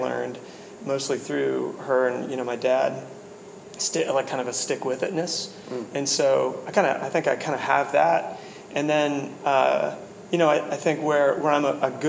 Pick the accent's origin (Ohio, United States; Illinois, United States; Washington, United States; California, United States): Washington, United States; I grew up in Washington